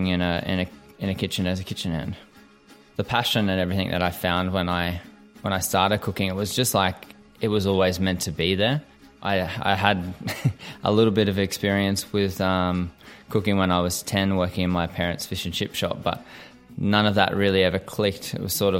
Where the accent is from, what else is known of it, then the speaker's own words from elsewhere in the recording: Caloundra, Queensland, Australia; moved away as an adult; also born or lived in Sydney; I grew up in Caloundra on the Sunshine Coast in Queensland.